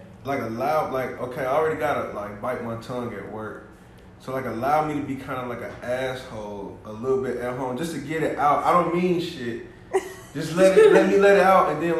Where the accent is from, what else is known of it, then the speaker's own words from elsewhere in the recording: Louisiana, United States; I'm from Louisiana.